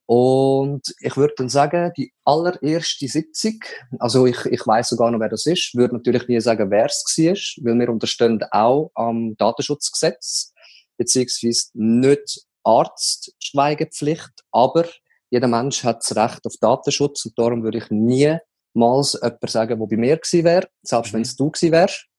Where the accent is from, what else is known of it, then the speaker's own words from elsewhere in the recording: Leibstadt, Aargau, Switzerland; ich bin zu Leibstadt aufgewachsen